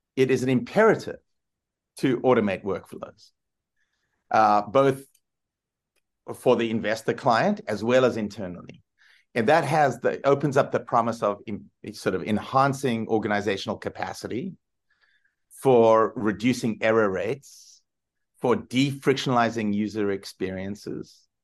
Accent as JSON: {"language": "English", "country": "South Africa", "tie": "born or raised there", "moved": "yes", "said": "I grew up in South Africa"}